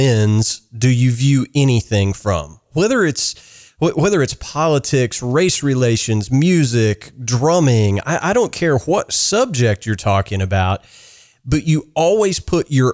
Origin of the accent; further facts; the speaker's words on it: Kentucky, United States; moved away as an adult; also born or lived in Memphis, Tennessee; I grew up in the South. You know, I'm a Kentuckian